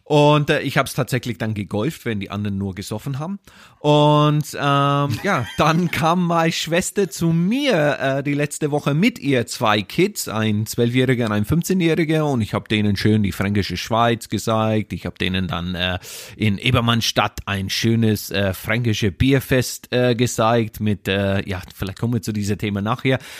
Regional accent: Ireland; German is a second language; Da, da, wo du herkommst? Wo ich herkomme, wo meine Eltern wohnen.

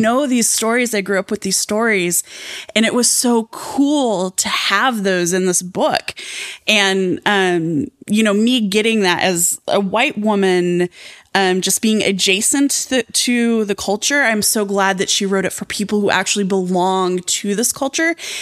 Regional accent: Southwestern Colorado, United States; I grew up in Southwest, Southwestern Colorado, um, near the Navajo Nation

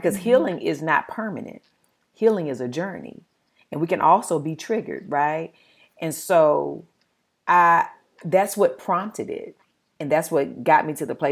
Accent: the South, United States; accent: Southern; moved away; I'm from the South. I had always been told that my accent was ignorant.

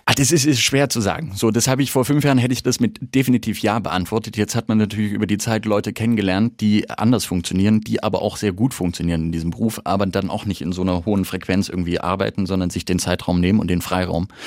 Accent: Halle, Saxony-Anhalt, Germany; so ein Herz für Nürnberg schlägt wie für meine Heimatstadt Halle

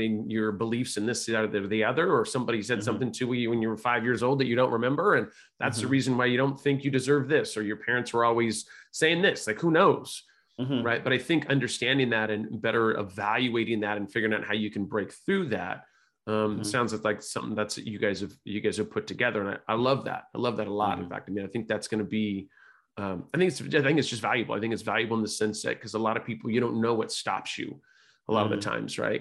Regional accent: California, United States; I was raised by hippies in California

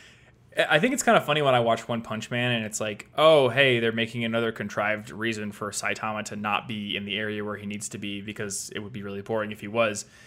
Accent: Iowa, United States; moved away as an adult; now in Colorado, United States; I'm from Iowa

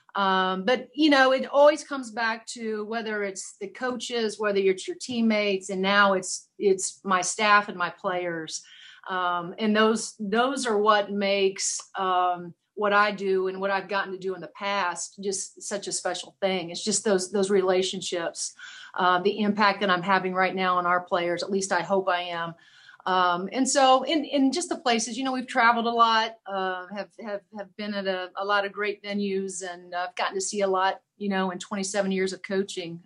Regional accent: Seymour, Indiana, United States; I'm the second famous person in Seymour.

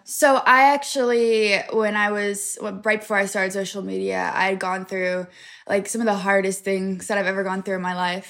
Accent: Pennsylvania, United States; I'm from a really small town in Pennsylvania

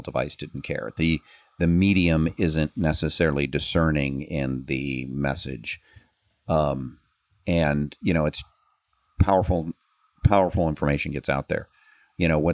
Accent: United States; I'm an American

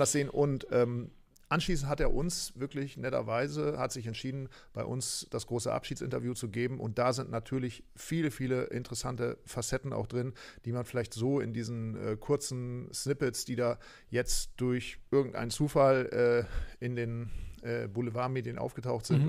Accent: Aurich, Lower Saxony, Germany; in meine Heimatstadt nach Aurich

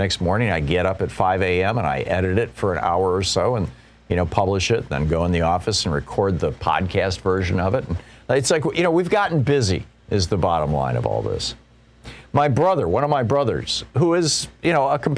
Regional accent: United States; I'm an American.

